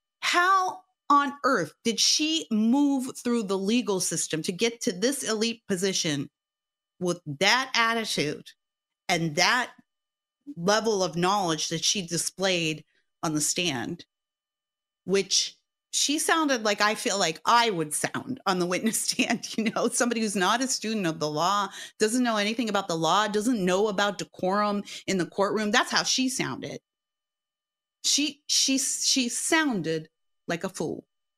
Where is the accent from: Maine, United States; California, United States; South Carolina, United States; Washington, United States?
California, United States; I'm a housewife from Southern California.